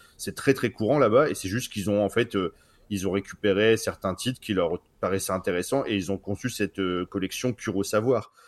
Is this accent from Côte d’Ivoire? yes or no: no; France; nous, on est français